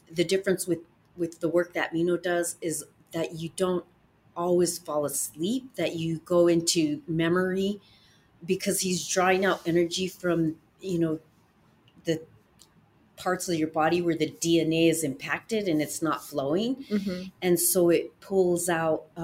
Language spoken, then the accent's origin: English; United States; as an American woman